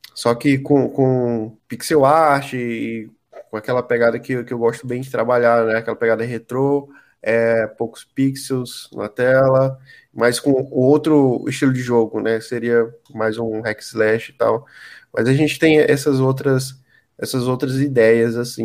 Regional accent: Piripiri, Piauí, Brazil; eu morava na minha infância, né? Uma casa lá em Piripiri

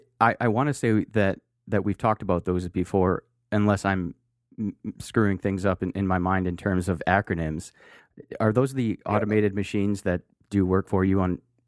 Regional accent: Nigeria

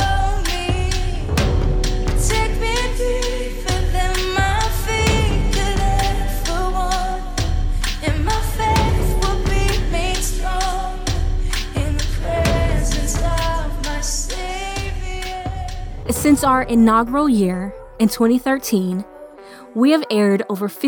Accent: Sacramento, California, United States; I interned at a major radio station here in my hometown of Sacramento, California.

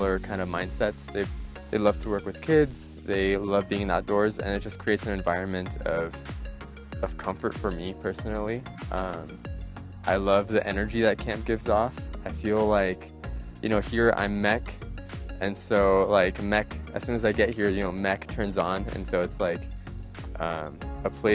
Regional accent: Anaheim, California, United States; I'm from Anaheim, California

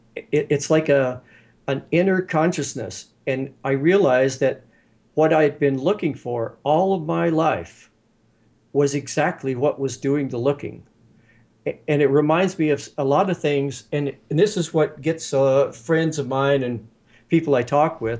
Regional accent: West Virginia, United States; I grew up in West by God, Virginia

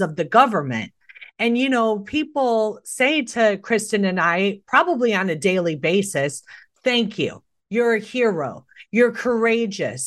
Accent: Chicago, Illinois, United States; I was born and raised in Chicago

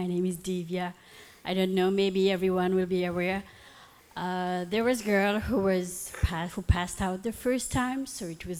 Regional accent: Toronto, Ontario, Canada; moved away as an adult; now in St. Catharines, Canada; So I'm from Toronto, and I'm just a new resident over here in St. Catherine.

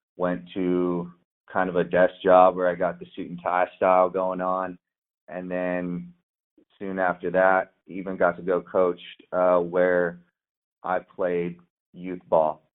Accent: San Diego, California, United States; moved away; also born or lived in Oregon; I grew up in San Diego

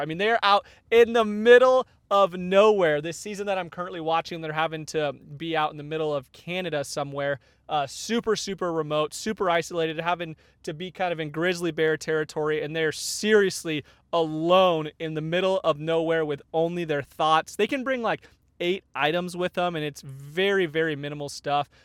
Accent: Arizona, United States; now in Northern California, United States; I grew up in Arizona, so not used to having real winters.

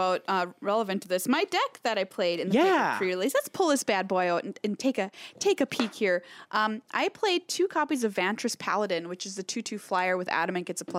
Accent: Minnesota, United States; I'm so Minnesotan.

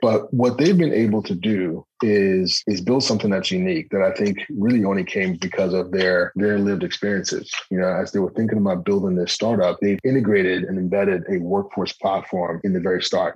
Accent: New Jersey, United States; I was born in New Jersey

